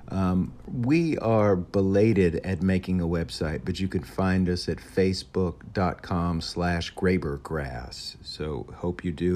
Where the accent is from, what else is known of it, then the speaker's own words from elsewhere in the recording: Memphis, Tennessee, United States; we're all from Memphis